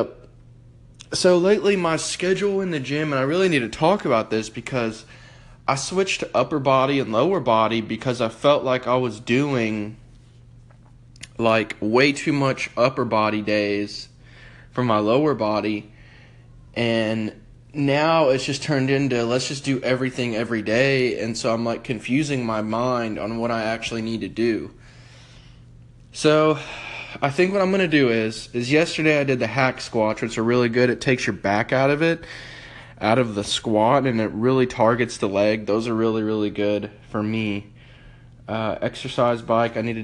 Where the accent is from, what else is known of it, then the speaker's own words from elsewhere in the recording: United States; I'm from America